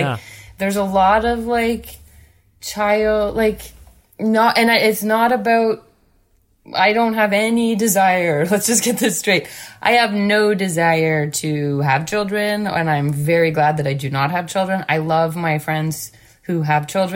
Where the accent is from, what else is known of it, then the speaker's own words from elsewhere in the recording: Guelph, Ontario, Canada; moved away; also born or lived in Montreal; growing up in the Guelph music scene